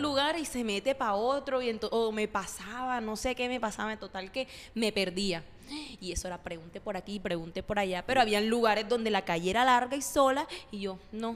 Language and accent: Spanish; Córdoba, Colombia; moved away as an adult; now in Barranquilla, Colombia; yo no soy de aquí, ustedes saben, yo soy de Córdoba, yo vengo de un pueblo